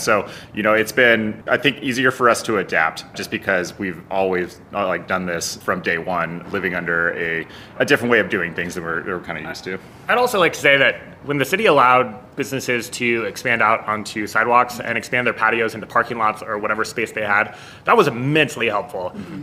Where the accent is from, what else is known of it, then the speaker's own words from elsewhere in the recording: Denver, Colorado, United States; now in Albuquerque, United States; growing up in Denver